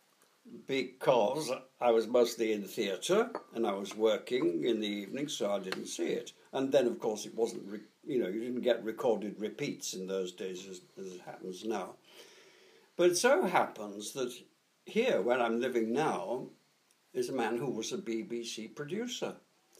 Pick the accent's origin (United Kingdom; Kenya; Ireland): United Kingdom; Middlesbrough, North East England; I was born in Middlesbrough, up in northeast Yorkshire, which, of course, is very heavily industrial